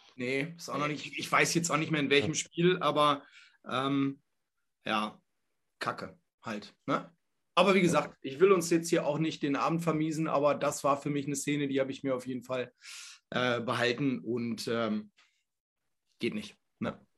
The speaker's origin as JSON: {"language": "German", "town": "Hanover", "region": "Lower Saxony", "country": "Germany", "said": "ich komme aus Hannover"}